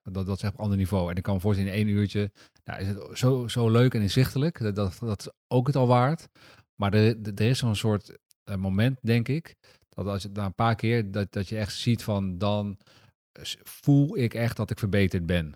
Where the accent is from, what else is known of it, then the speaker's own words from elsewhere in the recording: Netherlands; we zijn Nederlanders